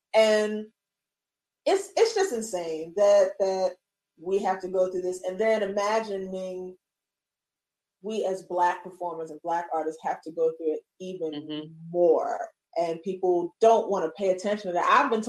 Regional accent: Baltimore, Maryland, United States; I said, I'm from Baltimore. He said, oh, you from Baltimore? I was like, yes.

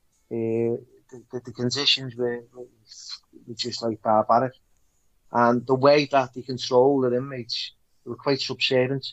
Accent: Liverpool, North West England, United Kingdom; growing up in Liverpool

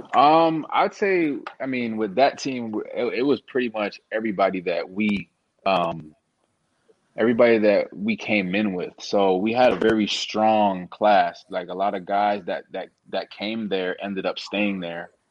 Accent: Toronto, Ontario, Canada; moved away; I'm originally from Toronto, uh, Canada

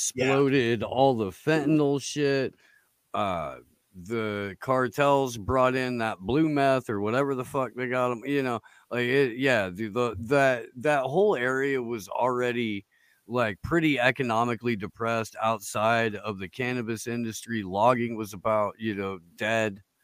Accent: Midwest, United States; I grew up in the Midwest

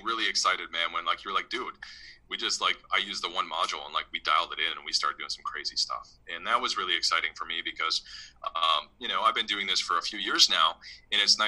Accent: Midwest, United States; I grew up in the Midwest

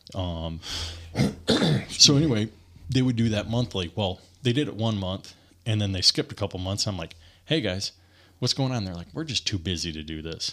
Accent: Bloomingdale, Michigan, United States; moved away; I grew up in Michigan

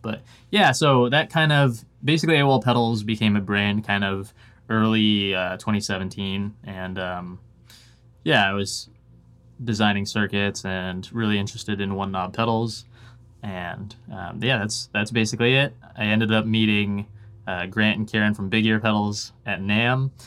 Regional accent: Washington, United States; also born or lived in Oregon; now in Nashville, United States; a family moved up to Washington when I was, like, five or six. And, uh, spent most of my life in Washington State.

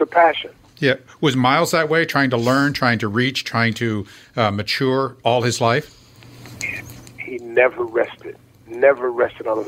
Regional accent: Chicago, Illinois, United States; I grew up in Chicago, Illinois

